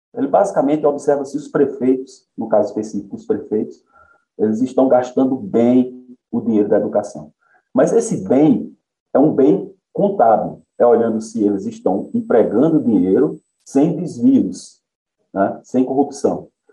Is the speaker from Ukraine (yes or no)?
no; Conceição, Paraíba, Brazil; Nasci em Conceição, estudei a maior parte da minha vida em Conceição, em escola pública